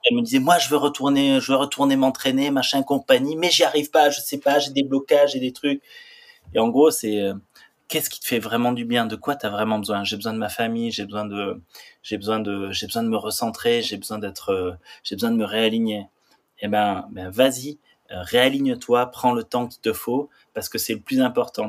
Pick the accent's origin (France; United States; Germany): France; Saint-Lary-Soulan, Occitania; j'ai grandi à Saint-Lary-Soulan, c'est une station de ski dans les Pyrénées